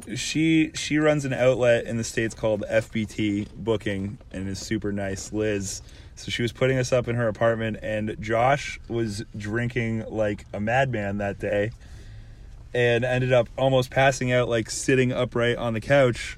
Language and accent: English; Canada; Being a Canadian band